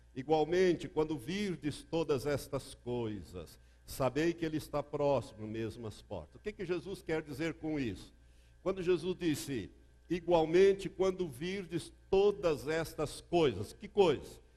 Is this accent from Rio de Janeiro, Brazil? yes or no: no; Londrina, Paraná, Brazil; Lá em Londrina, onde eu me criei